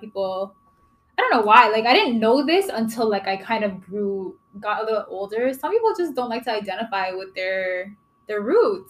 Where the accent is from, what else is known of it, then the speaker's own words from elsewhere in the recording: Kitchener, Ontario, Canada; also born or lived in Toronto; I grew up in Kitchener. I didn't like I was born in Toronto, but mm-hmm. I was raised in Kitchener, Waterloo, Ontario